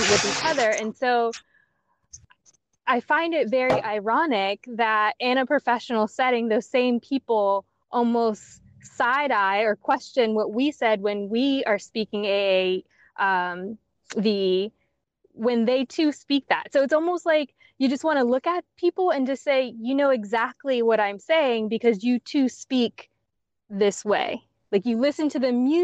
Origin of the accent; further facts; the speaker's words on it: South Carolina, United States; I'm from South Carolina